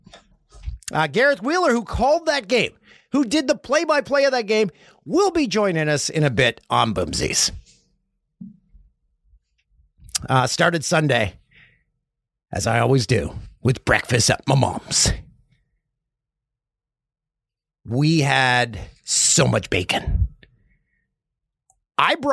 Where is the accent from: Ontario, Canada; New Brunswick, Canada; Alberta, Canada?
Ontario, Canada; Peterborough; Everyone's had some of that bacon in my hometown